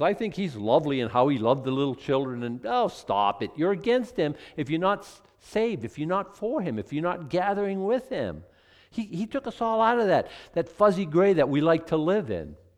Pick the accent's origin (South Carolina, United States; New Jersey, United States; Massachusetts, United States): Massachusetts, United States; Boston; now in Penobscot County, United States; I was born in Boston